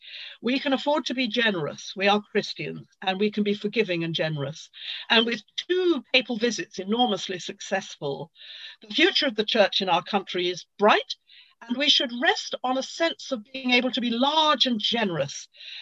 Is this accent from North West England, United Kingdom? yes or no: no; London, United Kingdom; I'm a Londoner and proud of it.